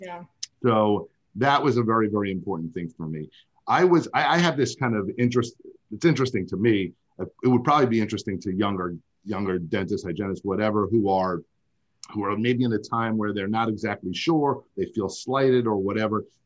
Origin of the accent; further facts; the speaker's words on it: New York, United States; I'm from I'm from New York